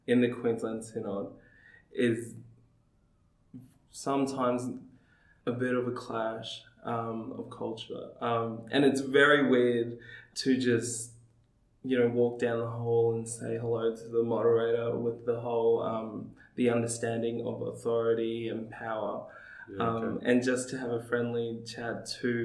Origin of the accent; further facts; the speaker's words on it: Tonga; I come from the Tongan community, and our very motto for our nation is translated to "My God and Tonga are my inheritance."